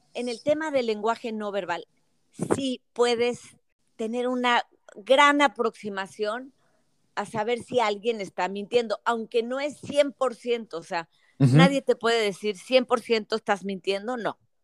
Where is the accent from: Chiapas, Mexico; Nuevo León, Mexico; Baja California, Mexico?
Nuevo León, Mexico; Monterrey; moved away; also born or lived in Mexico City / Querétaro; nací en Monterrey, viví en la Ciudad de México y luego en Querétaro